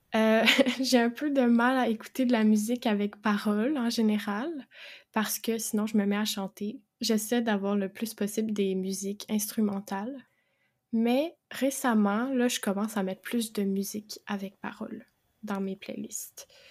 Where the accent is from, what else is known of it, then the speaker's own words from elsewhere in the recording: Quebec, Canada; je suis québécoise